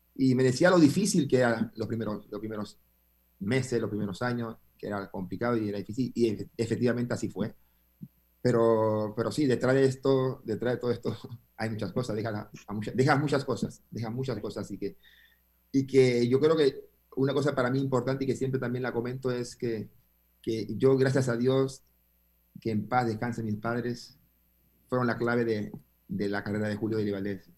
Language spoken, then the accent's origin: Spanish; Panama; moved away; also born or lived in Argentina / Uruguay